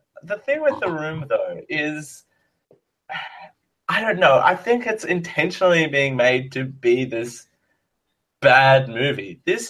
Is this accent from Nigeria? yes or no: no; Australia; I'm Australian.